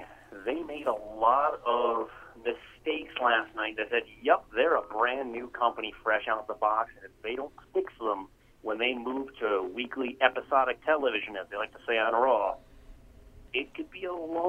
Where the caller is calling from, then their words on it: Schenectady, New York, United States; Schenectady, New York. How you doing, guys?